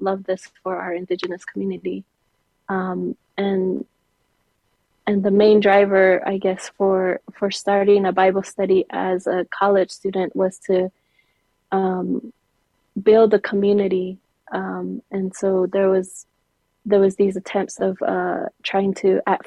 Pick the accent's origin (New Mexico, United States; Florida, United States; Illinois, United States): New Mexico, United States; Zuni; also born or lived in Gallup, New Mexico; I am from the Pueblo of Zuni, and that's where I grew up. I grew up in the Pueblo of Zuni